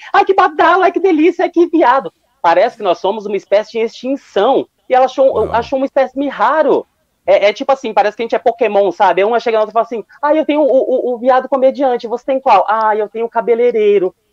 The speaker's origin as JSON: {"language": "Portuguese", "town": "Londrina", "region": "Paraná", "country": "Brazil", "said": "Eu sou de Londrina aqui no Paraná."}